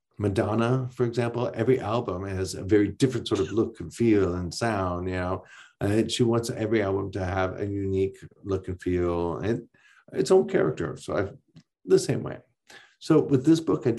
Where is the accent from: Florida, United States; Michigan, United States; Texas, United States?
Michigan, United States; Ironwood; also born or lived in Houghton, Michigan; my hometown of Ironwood